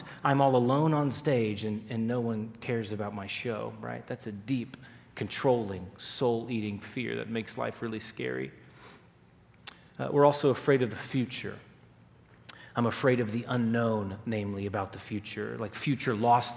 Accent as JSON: {"language": "English", "region": "Texas", "country": "United States", "tie": "born or raised there", "said": "I grew up in Texas"}